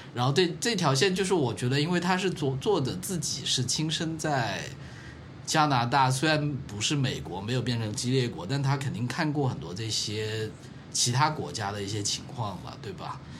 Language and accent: Chinese; Guangdong, China; 童年在，童年在潮汕地区的那种生活